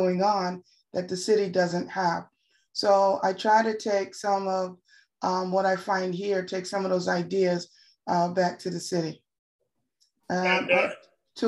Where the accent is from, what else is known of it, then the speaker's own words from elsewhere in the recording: Philadelphia, Pennsylvania, United States; moved away as an adult; now in Syracuse, United States; I'm originally from Philadelphia, Pennsylvania, transplant to work for a well-known pharmaceutical company here in Syracuse